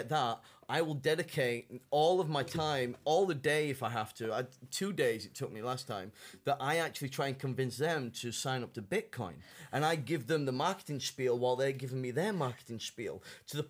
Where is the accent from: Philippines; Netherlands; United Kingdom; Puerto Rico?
United Kingdom; moved away as an adult; now in China